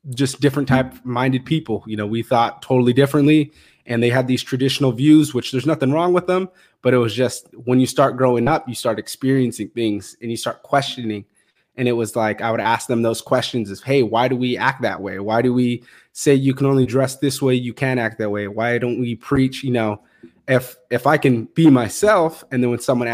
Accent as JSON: {"language": "English", "town": "Fresno", "region": "California", "country": "United States", "tie": "born or raised there", "said": "originally I'm from Fresno, California, moved around a little bit to like smaller towns around there"}